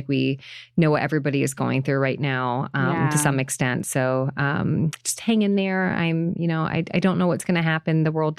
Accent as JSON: {"language": "English", "country": "United States", "said": "I'm American. Thank you for having me in your country right now."}